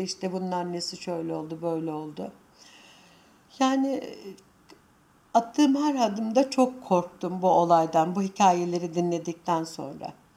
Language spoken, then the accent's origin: Turkish; Anatolia, Turkey; Sonuçta biz Anadolu'da yetiştik.